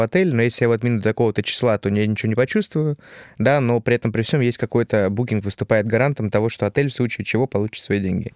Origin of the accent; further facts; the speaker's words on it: Novosibirsk, Novosibirsk Oblast, Russia; moved away; я из Новосибирска